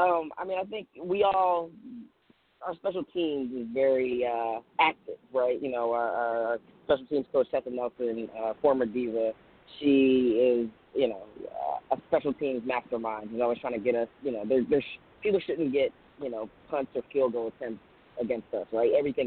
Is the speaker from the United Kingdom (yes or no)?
no; Nigeria; born there; I had dual citizenship. I was born in Nigeria. So I got to play for Nigeria in the FIBA World Games